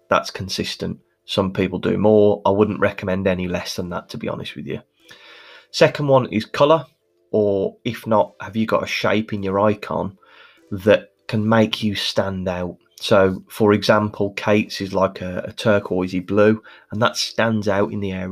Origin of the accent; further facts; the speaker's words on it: Birmingham, West Midlands, United Kingdom; as you can probably hear from my accent, I'm Birmingham born and bred